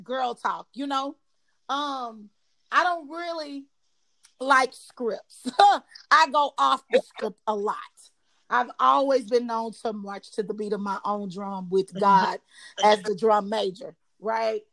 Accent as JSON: {"language": "English", "town": "Dallas", "region": "Texas", "country": "United States", "tie": "born or raised there", "also_born_or_lived": "Austin, Texas", "lives_now": "Houston, United States", "said": "I was born in Austin, raised in Dallas, and now live in Houston."}